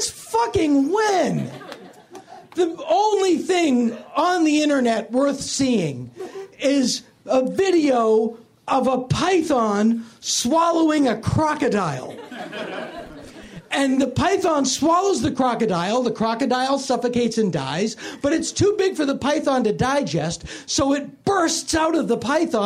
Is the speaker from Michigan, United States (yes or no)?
no; Philadelphia, Pennsylvania, United States; the kind of guy that I knew growing up in Philly